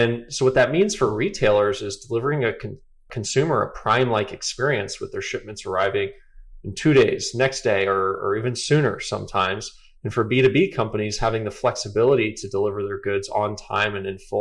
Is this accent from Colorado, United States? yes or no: no; Atlanta, Georgia, United States; I grew up in Atlanta.